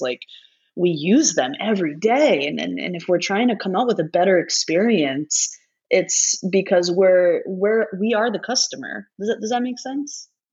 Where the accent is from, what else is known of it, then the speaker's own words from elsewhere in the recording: New York, United States; also born or lived in East Coast; now in Los Angeles, United States; I am a New Yorker